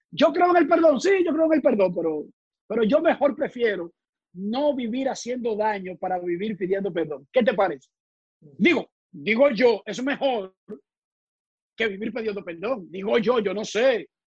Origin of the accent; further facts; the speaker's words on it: Santo Domingo, Distrito Nacional, Dominican Republic; moved away; also born or lived in United States; Yo soy de Buenos Aires de Herrera, calle Cuba, en la parte oeste de la capital dominicana.